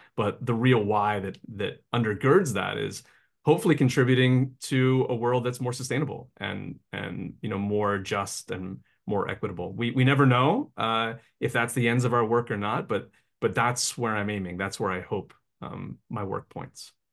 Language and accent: English; Appalachia, United States; I grew up in Appalachia